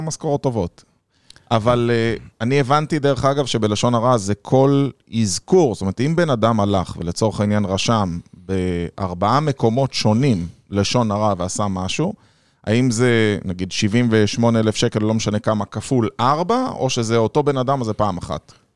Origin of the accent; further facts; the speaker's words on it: Rishon LeZion, Central District, Israel; ואני גם גדלתי שם